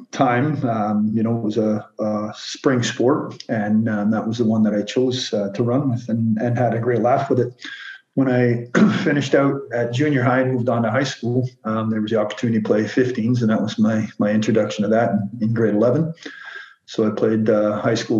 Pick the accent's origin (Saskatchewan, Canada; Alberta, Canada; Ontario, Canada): Ontario, Canada; now in Montreal, Canada; the town I grew up in Ontario